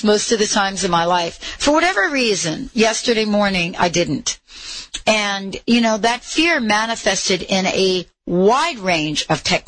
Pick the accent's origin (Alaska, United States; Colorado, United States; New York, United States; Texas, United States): New York, United States; I was born in New York